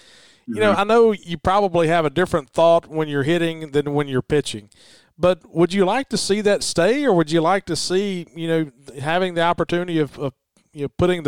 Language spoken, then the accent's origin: English; Nanawea, Mississippi, United States; I grew up in Nanawea